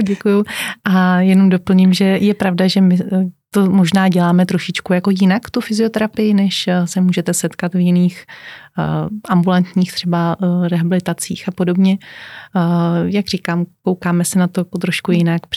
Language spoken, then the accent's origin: Czech; Czechia; u nás v České republice